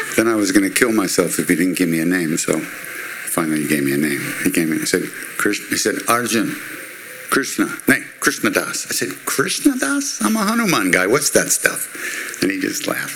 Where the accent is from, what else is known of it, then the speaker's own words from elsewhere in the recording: Long Island, New York, United States; I'm Jewish from Long Island.